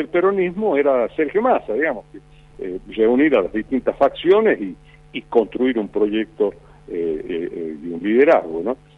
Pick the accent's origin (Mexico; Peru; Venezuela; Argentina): Argentina; somos un país de caudillos